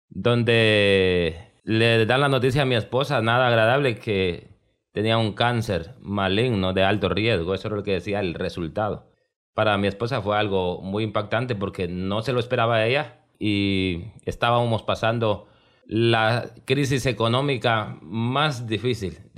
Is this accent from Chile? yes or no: no; Guatemala; Soy guatemalteco de origen.